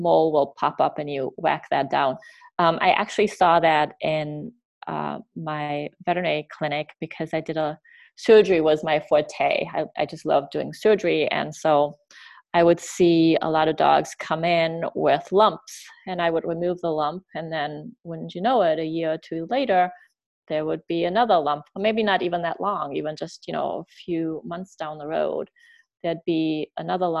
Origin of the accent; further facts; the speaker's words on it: Germany; now in United States; I grew up in Germany